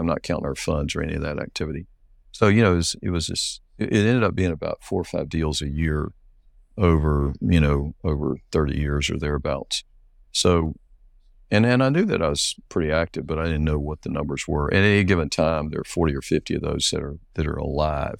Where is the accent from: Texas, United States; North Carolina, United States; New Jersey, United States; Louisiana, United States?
North Carolina, United States; I grew up in North Carolina much of my life